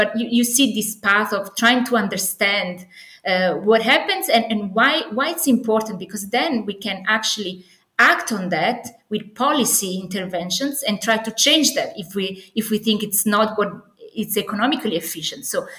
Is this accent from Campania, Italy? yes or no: yes; Naples, Campania, Italy; English is a second language; moved away as an adult; And I'm Italian originally. I come from Napoli, the sunny Napoli.